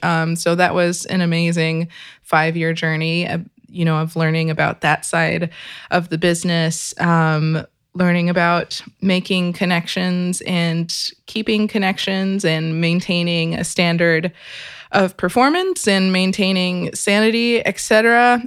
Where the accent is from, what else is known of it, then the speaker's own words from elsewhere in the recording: Kentucky, United States; I was born and raised in Kentucky.